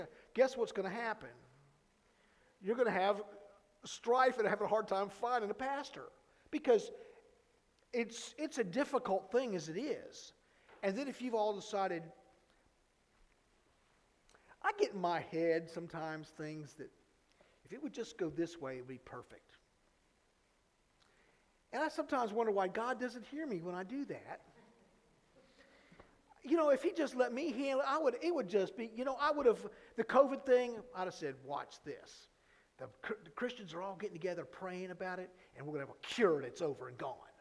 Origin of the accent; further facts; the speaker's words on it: Florida, United States; we're from Florida